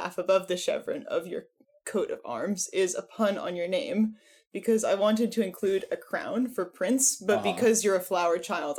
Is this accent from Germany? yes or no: yes; Berlin, Germany; I'm from Berlin.